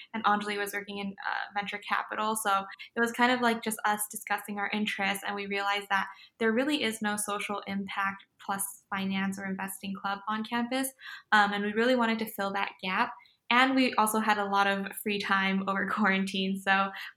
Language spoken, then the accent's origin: English; LA County, California, United States; I'm originally from LA County. That's where I'm at right now. I'm home with my parents